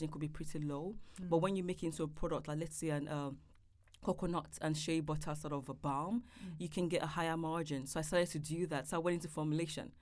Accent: Nigeria; now in London, United Kingdom; I'm from Nigeria

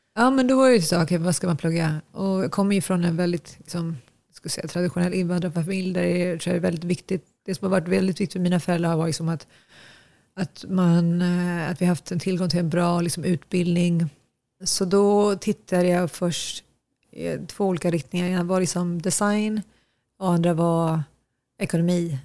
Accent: Nacka, Stockholm County, Sweden; moved away as an adult; also born or lived in Asmara, Eritrea; now in New York, United States; uppväxt i Fisksätra ute i Nacka, en förort till Stockholm tillsammans med mina föräldrar och mina syskon

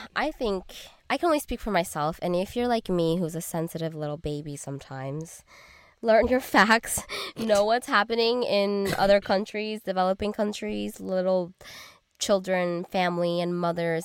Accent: Arcadia, California, United States; growing up in Arcadia

